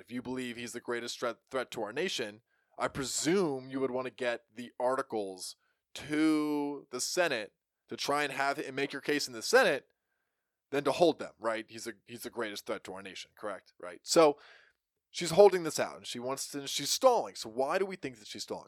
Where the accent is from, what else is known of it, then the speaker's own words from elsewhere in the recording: United States; we as American people